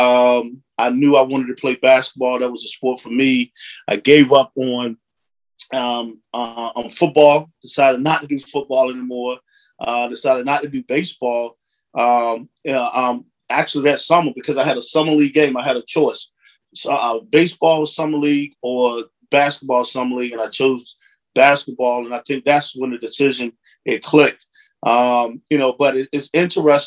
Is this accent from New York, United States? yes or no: no; Franklin, Virginia, United States; also born or lived in Washington, D.C.; I was born in the Hampton Roads area in Virginia, in a place called Franklin, Virginia